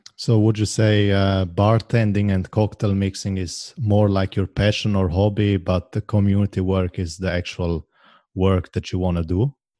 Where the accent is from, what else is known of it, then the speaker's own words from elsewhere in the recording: Switzerland; was born and raised in Switzerland, but my family is originally from Croatia